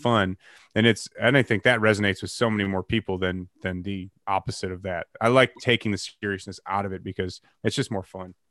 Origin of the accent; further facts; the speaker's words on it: Chicago, Illinois, United States; moved away; I'm from the Chicagoland area originally